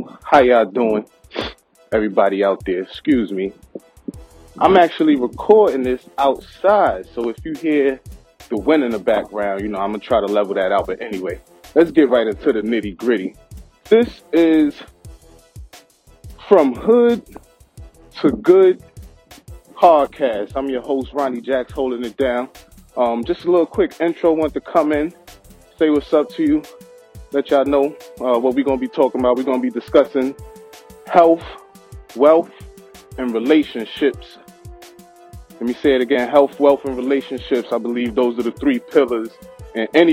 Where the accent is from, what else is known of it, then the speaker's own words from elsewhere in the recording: New York City, New York, United States; I grew up in Brooklyn, Best Stop precisely, where they don't act politely.